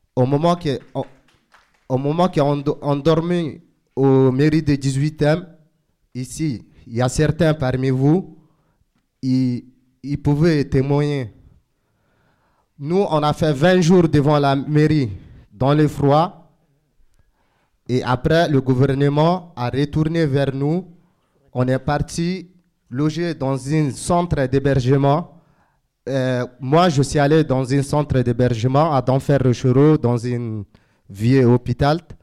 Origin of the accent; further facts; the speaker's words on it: Chad; now in Calais, France; je suis tchadien, je viens, je viens du Tchad